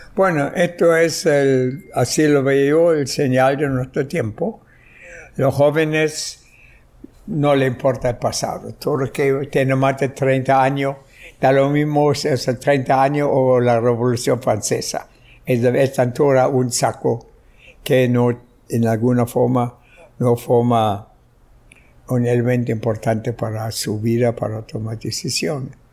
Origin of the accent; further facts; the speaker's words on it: Berlin, Germany; now in Chile; nací en Alemania, en Berlín, en 1921 y eh, en 1948 emigré a Chile y ahí vivo desde entonces.